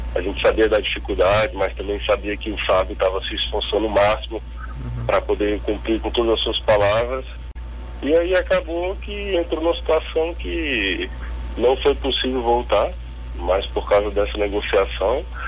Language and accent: Portuguese; Brasília, Federal District, Brazil; moved away; eu sou de Brasília